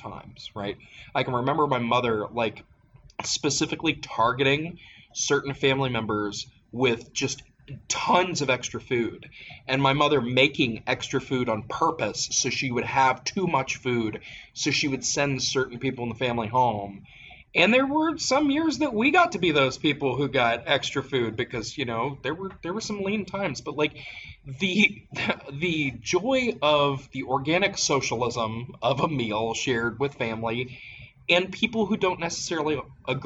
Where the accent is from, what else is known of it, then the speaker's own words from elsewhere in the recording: Appalachia, United States; growing up in Appalachia